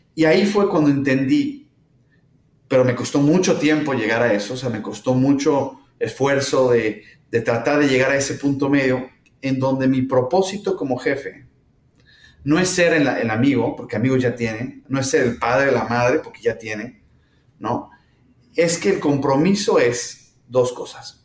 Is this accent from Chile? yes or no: no; Mexico; moved away as an adult; now in San Francisco, United States; yo soy mexicano, digo, viviendo aquí en San Francisco, pero soy mexicano